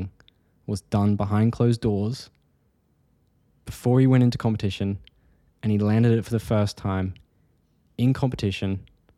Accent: Australia; moved away; also born or lived in United Kingdom; I'm Australian, I'm not UK, but I have been living there

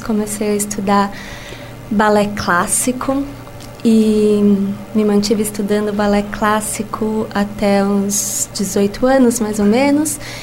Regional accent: São Paulo, Brazil; moved away as an adult; now in Lisbon, Portugal; eu sou brasileira de São Paulo, capital, e vivo em Lisboa há cinco anos.

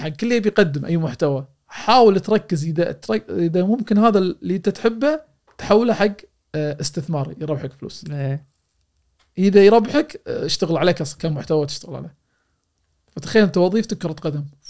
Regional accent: Kuwait; في دوله الكويت بديرتي

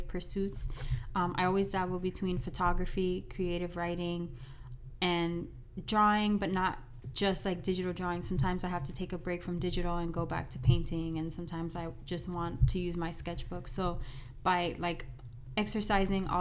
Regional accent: Miami, Florida, United States; I am from Miami, Florida, born and raised here

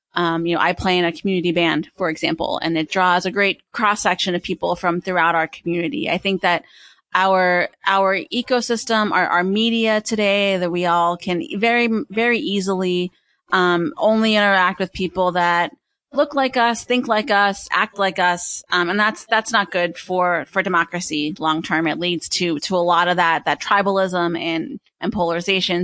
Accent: Pennsylvania, United States; I was born and raised in Pennsylvania

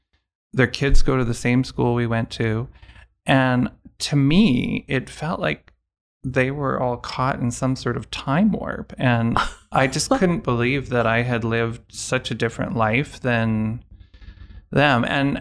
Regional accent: Winnipeg, Manitoba, Canada; born there; now in Calgary, Canada; I was born in Winnipeg, but I've lived most of my adult life in Calgary

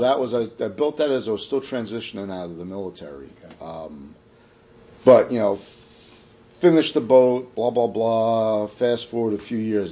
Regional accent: New York City, New York, United States; moved away; I'm from Staten Island originally

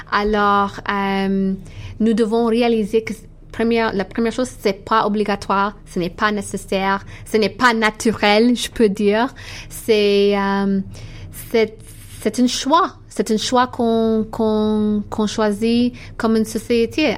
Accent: Canada; French is a second language; also born or lived in Eritrea; now in Toronto, Canada; je suis canadienne, mais ma famille vient de l'Érythrée

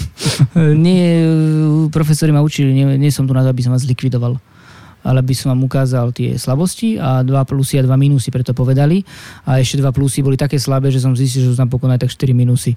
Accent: Slovakia; moved away as an adult; also born or lived in Paris, France

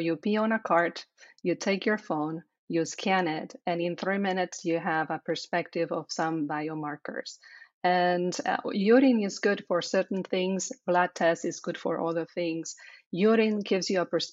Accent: Spain; English is a second language; moved away; as you hear, I have an accent, right? So I am from Spain

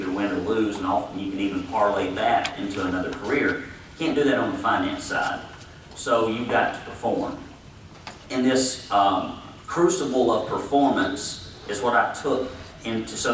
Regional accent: Arab, Alabama, United States; I grew up in Arab, Alabama, exceptionally poor.

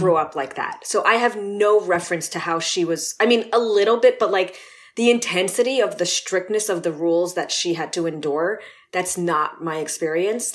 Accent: Los Angeles, California, United States; born and raised in L

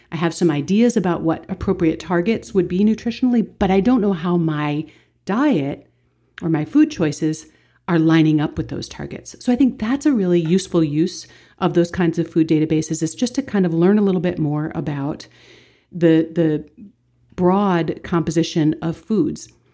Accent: Baltimore, Maryland, United States; my hometown in Baltimore

